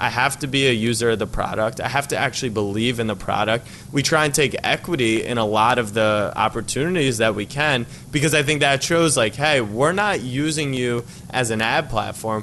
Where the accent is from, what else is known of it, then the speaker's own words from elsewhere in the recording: Maryland, United States; moved away as an adult; also born or lived in Texas; now in New York, United States; I grew up in Maryland, and then I moved to New York.